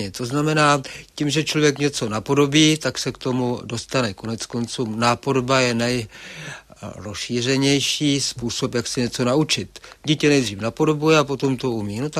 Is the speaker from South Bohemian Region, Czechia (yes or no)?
no; Karlovy Vary, Karlovy Vary Region, Czechia; Rozhodně, rozhodně ty Karlovy Vary jsou přívětivé místo a, a kdo si výstěžně poznamená, že je to nejmenší velkoměsto na světě.